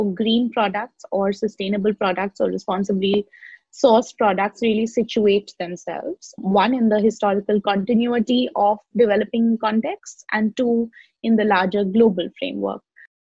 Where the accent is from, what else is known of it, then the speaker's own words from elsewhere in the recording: Lucknow, Uttar Pradesh, India; I grew up in Lucknow